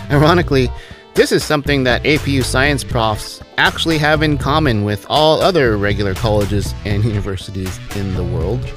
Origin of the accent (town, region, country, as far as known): Arcadia, California, United States; born or raised there